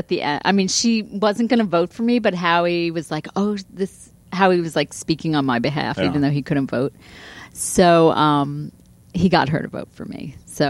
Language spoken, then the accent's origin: English; Long Island, New York, United States; moved away; also born or lived in Boston / Pasadena, California; I'd never lived in New York City before. I'm from Long Island.